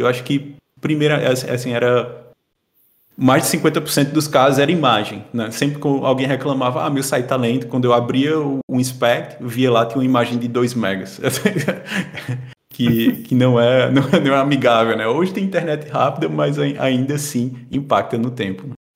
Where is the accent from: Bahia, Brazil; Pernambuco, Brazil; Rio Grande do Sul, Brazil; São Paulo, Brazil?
Pernambuco, Brazil; Caruaru; moved away as an adult; now in Portugal; eu sou natural de Caruaru, Pernambuco. Sou lá do Nordeste